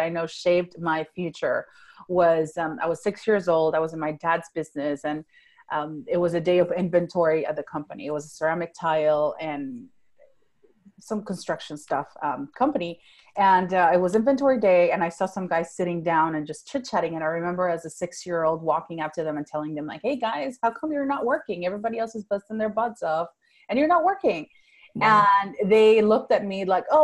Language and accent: English; Venezuela; first language Spanish; English is a second language; moved away as an adult; now in Fort Worth, United States; So I was born and raised in Venezuela. That's South America. I grew up speaking Spanish, and then later on I spoke Italian up until age 15. So English is my third language.